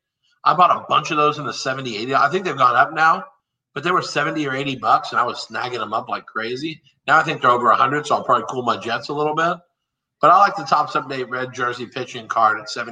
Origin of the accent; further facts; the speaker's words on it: Texas, United States; I'm from Texas